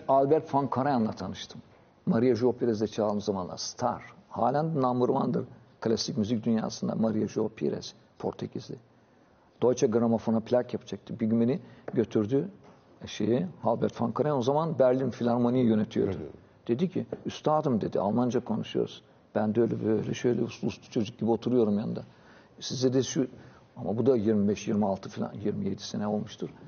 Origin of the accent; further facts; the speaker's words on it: Thrace, Turkey; also born or lived in Paris, France; Trakya'da bizde vardı. Özellikle benim doğup büyüdüğüm yerde.